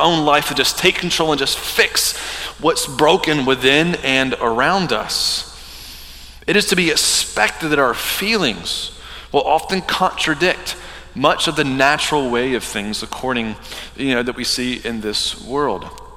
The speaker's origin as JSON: {"language": "English", "region": "the Bible Belt", "country": "United States", "tie": "born or raised there", "said": "I grew up in the Bible Belt"}